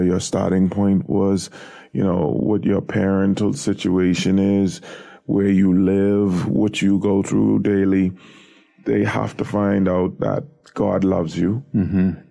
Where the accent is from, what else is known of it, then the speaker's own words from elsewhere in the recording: Nassau, New Providence, Bahamas; I grew up in an area on Harold Road, which is now called Tonic Williams Darling Highway. But my immediate neighborhood was the surrounding areas of Yellow Elder